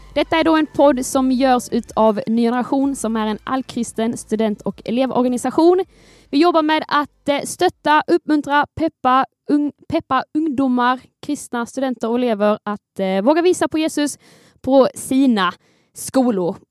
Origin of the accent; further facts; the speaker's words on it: Skåne, Sweden; jag är skåningen här